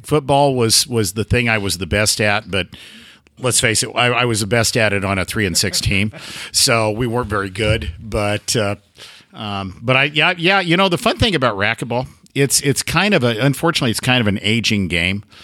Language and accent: English; Oregon, United States; moved away as an adult; also born or lived in Pendleton, Oregon; now in Gainesville, United States; I was born and raised in Oregon, lived here the first 55 years of my life lived in Pendleton for 25 years.